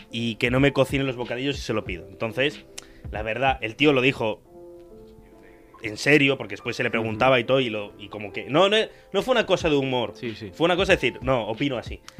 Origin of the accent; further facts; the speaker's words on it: Tarragona, Catalonia, Spain; yo soy de Tarragona. También he hecho cosas en catalán como yo, somos muy parecidos.